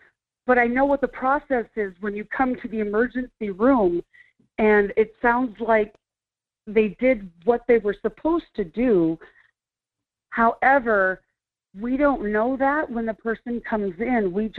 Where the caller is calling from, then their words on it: Fairbanks, Alaska, United States; I'm in Fairbanks.